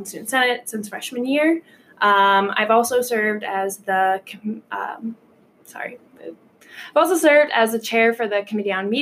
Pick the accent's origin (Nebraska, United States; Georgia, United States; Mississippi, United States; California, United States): Nebraska, United States; Omaha; moved away as an adult; now in Valparaiso, United States; I am originally from Omaha, Nebraska.